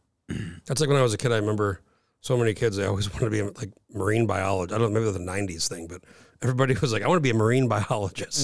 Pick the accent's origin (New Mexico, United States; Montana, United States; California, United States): New Mexico, United States; moved away as an adult; now in Alaska, United States; I grew up in New Mexico.